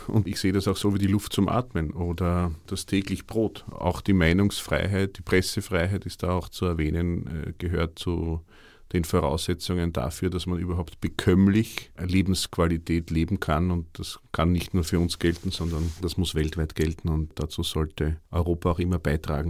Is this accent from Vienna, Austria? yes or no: yes; Vienna, Austria; bei uns in Wien